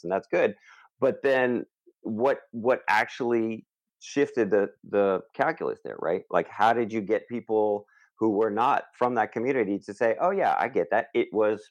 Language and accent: English; Rockland County, New York, United States; I was from Rockland County